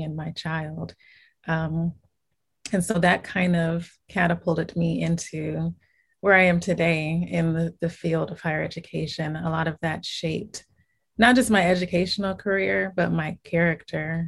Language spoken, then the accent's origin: English; Inglewood, California, United States; I was born and raised in Inglewood, California, which is a city within Los Angeles County